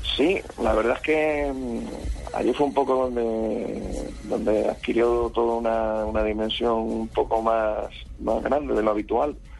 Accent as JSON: {"language": "Spanish", "town": "Badajoz", "region": "Extremadura", "country": "Spain", "tie": "born or raised there", "moved": "yes", "lives_now": "Madrid, Spain", "said": "estoy en Badajoz, que es mi ciudad natal, es una ciudad de Extremadura"}